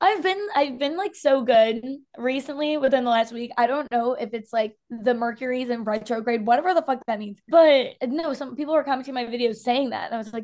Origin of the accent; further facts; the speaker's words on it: Illinois, United States; moved away as an adult; now in Florida, United States; I am a 24-year-old hairstylist. I'm from Illinois, a little bit south of Chicago. I say I'm from Chicago. I'm not from Chicago.